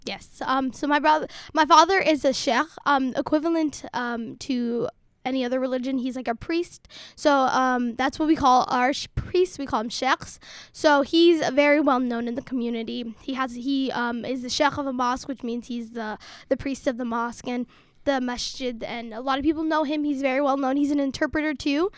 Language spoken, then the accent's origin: English; Salt Lake City, Utah, United States; born or raised there; first language Somali; also born or lived in Dadaab, Kenya / Somalia (ancestry)